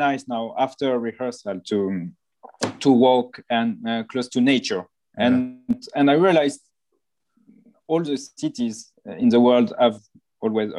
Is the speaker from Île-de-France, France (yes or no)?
no; Nice, Provence-Alpes-Côte d'Azur, France; I come from Nice, and I love to walk on the Promenade des Anglais